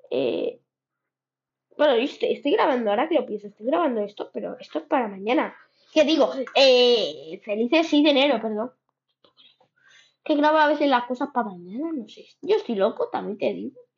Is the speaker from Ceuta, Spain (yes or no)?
yes; Ceuta, Spain; Es mi equipo donde he nacido.